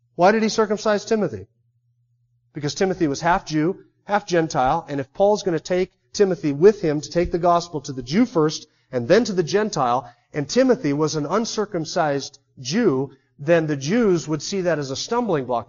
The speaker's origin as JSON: {"language": "English", "country": "United States", "said": "There's something distinctly unique about being an American."}